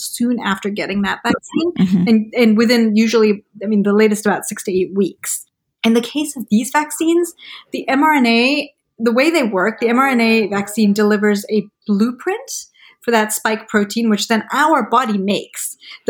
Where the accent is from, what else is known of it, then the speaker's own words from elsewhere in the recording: Malawi; I grew up in Malawi in Central Africa and we didn't have, you know, huge access to vaccines.